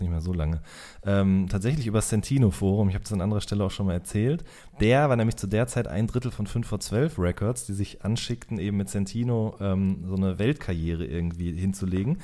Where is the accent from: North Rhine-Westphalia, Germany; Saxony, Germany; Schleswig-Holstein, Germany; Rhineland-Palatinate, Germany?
North Rhine-Westphalia, Germany; Hagen; bei der Westfalenpost in äh, Hagen und Limburg, wo ich herkomme